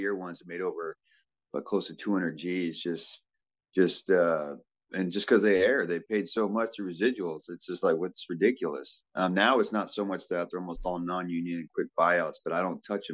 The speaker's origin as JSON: {"language": "English", "region": "Southern California", "country": "United States", "tie": "born or raised there", "also_born_or_lived": "Cleveland, Ohio", "said": "I was born in Cleveland, but I grew up in Southern California"}